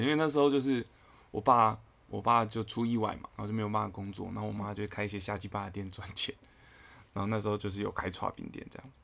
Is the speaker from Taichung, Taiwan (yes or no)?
yes; Taichung, Taiwan; moved away; also born or lived in Taipei; 我们台中人的厉害